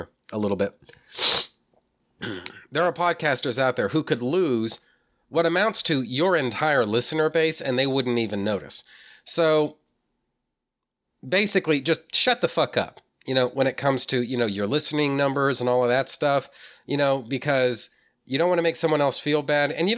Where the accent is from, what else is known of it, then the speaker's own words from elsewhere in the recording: Texas, United States; I'm from Texas, you know, born and bred